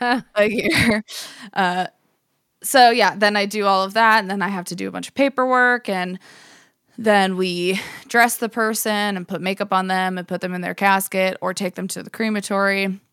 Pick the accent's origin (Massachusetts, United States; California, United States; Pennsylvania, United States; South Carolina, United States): Pennsylvania, United States; Johnsonburg; now in Pittsburgh, United States; I grew up in Johnsonburg, Pennsylvania